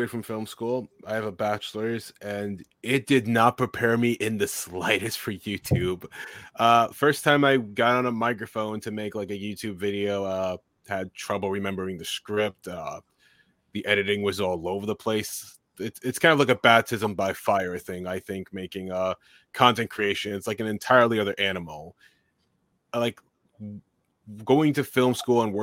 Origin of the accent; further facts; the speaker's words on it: New York City, New York, United States; I grew up in New York City